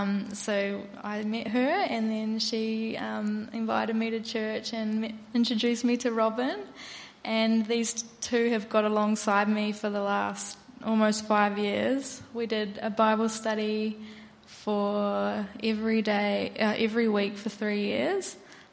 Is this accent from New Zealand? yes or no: yes; New Zealand; moved away; Well, about 6.5 years ago, I moved over from New Zealand, and I really felt God was calling me to put him back at the center of my life.